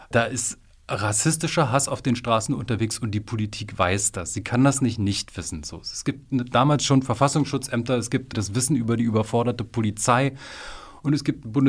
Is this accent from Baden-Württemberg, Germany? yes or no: no; Frankfurt, Brandenburg, Germany; In meiner Heimatstadt war es Frankfurt oder äh